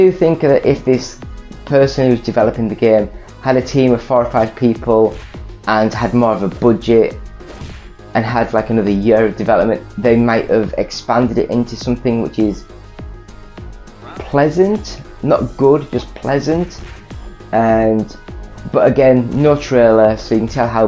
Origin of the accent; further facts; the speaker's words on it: England, United Kingdom; I'm English